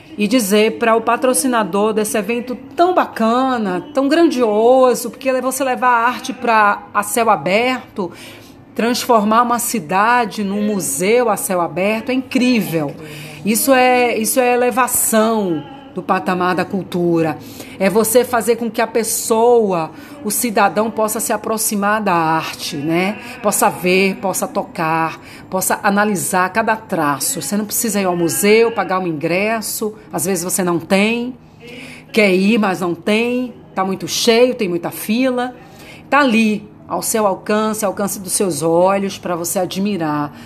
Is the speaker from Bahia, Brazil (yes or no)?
yes; Bahia, Brazil; moved away; eu sou baiana